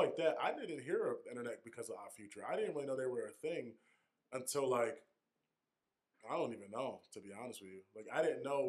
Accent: Strand, Western Cape, South Africa; we're from Strand, so we never seen a city bus come to town just to go drinking.

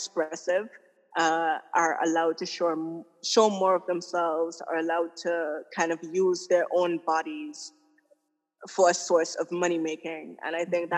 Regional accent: Antigua & Barbuda; now in Tortola, British Virgin Islands; I'm originally from Antigua, but I'm currently living in the British Virgin Islands

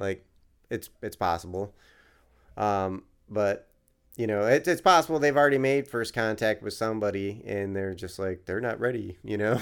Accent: New York, United States; now in Philadelphia, United States; I grew up in New York, you could see the stars, and there was, like, a little bit of light pollution, but not New York City, obviously

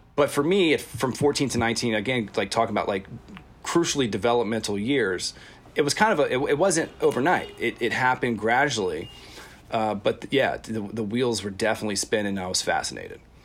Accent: Virginia, United States; growing up in Virginia

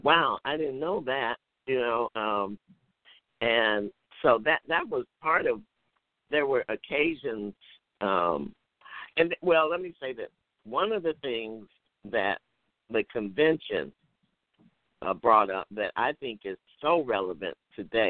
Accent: Gary, Indiana, United States; to my hometown and to my high school

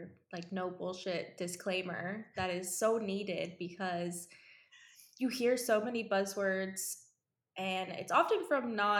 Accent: Florida, United States; also born or lived in New Jersey; now in California, United States; I am from Florida

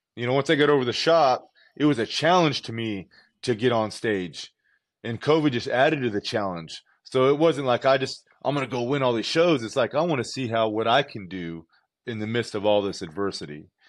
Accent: Southern California, United States; I'm from California, Southern California. Had a pool in my backyard. Used to swim all the time.

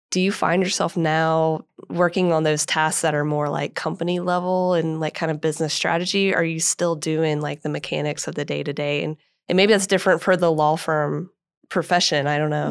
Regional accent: Atlanta, Georgia, United States; moved away; I grew up in Atlanta, went to school at Georgia Tech

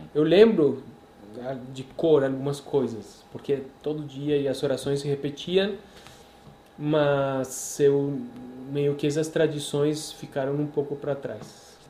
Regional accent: Medellín, Antioquia, Colombia; now in Brazil; nasci na Colômbia, muito prazer, nasci em Medellín, Colômbia

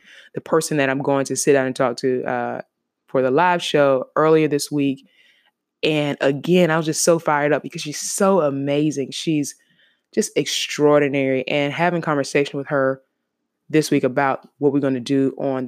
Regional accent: Savannah, Georgia, United States; my hometown, Savannah, Georgia

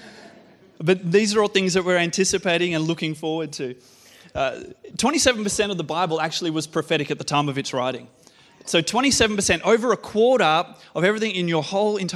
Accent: Australia; as an Aussie male

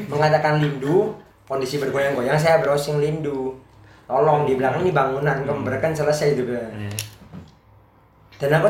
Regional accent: Java, Indonesia; Oke, aku wong Jawa. Teman-temanku yang pakai bahasa Jawa halus, sama-sama orang Jawa.

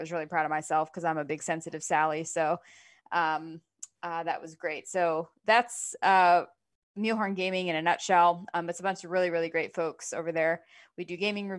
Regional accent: Florida, United States; I'm from Florida

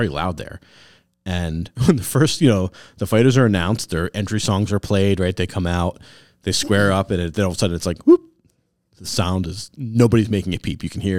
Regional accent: Springfield, Massachusetts, United States; We're from the Springfield, Mass area.

